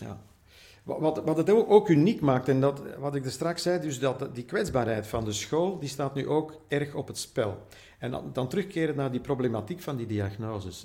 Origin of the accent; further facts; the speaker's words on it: Flanders, Belgium; bij ons in Vlaanderen